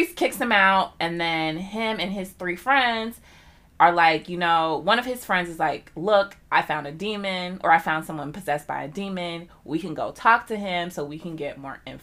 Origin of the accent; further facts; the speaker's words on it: United States; being American